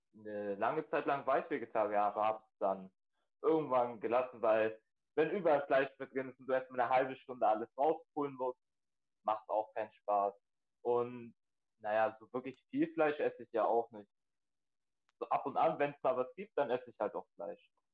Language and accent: German; Bremen, Germany